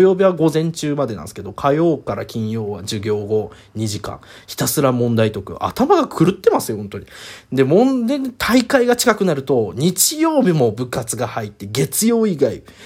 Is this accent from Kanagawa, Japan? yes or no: no; Aichi, Japan; 自分は愛知県出身なので